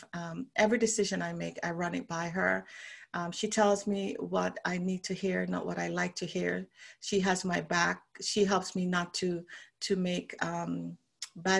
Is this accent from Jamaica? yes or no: yes; Jamaica; moved away as an adult; also born or lived in Canada / London; now in Bermuda; I'm from Jamaica originally.